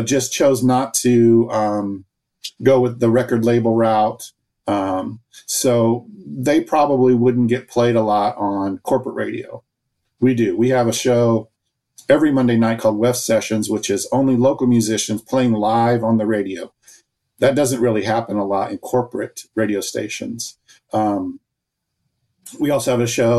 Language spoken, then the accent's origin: English; Champaign, Illinois, United States; moved away as an adult; I'm actually born and raised in Champaign, but I moved away 40 years ago for a career in radio and saw an opportunity to come back home